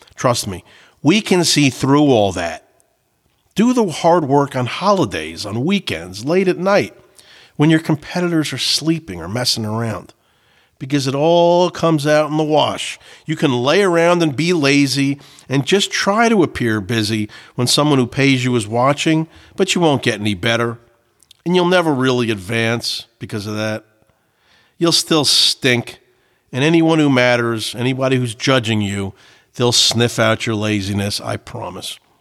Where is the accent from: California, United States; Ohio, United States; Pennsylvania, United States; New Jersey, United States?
New Jersey, United States; I grew up in Jersey